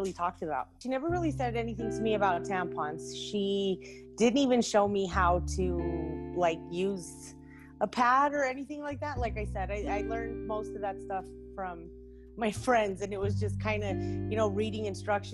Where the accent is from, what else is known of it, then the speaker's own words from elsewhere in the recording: Albuquerque, New Mexico, United States; also born or lived in San Fernando, California; I'm originally from San Fernando, California. I've been in Albuquerque, New Mexico for about 30 years now